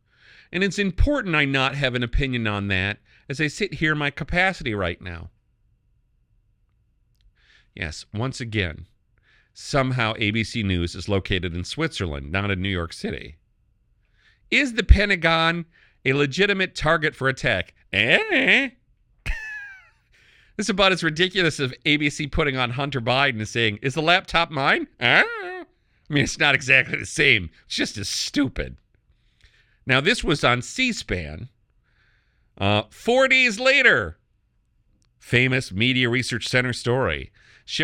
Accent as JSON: {"language": "English", "country": "Canada", "lives_now": "United States", "said": "I'm from Canada. I did become a naturalized American, but I'm a Canadian in my mindset."}